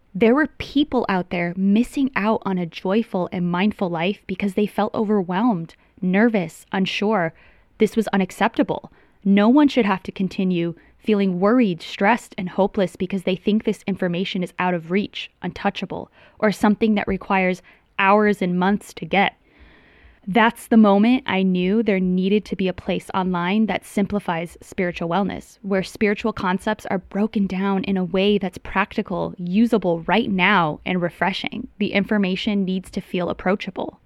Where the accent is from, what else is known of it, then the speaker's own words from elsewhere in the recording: Tucson, Arizona, United States; moved away as an adult; also born or lived in Los Angeles; I'm from Tucson, Arizona